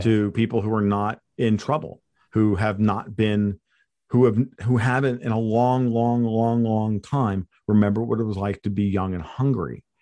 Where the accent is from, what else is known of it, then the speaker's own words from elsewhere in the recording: United States; I'm an American hardcore right-wing libertarian